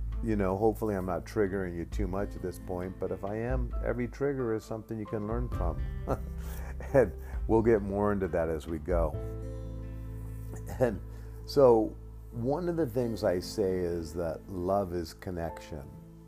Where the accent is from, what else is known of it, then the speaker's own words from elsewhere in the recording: Alaska, United States; I grew up in Alaska